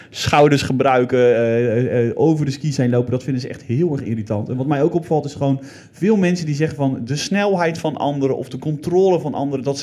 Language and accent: Dutch; Zeelandic Flanders, Netherlands; bij ons in Zils Vlaanderen